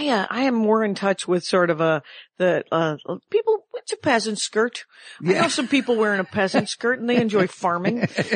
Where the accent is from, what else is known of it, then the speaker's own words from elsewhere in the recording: outside of Milwaukee, Wisconsin, United States; now in Van Nuys, United States; I grew up outside of Milwaukee and I spent some time in Milwaukee